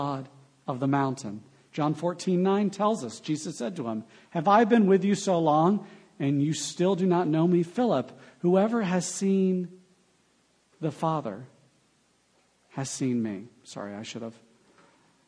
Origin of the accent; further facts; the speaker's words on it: United States; as Americans